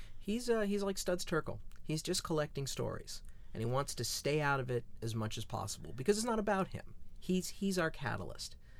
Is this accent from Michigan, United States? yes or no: no; Southern California, United States; growing up in Southern California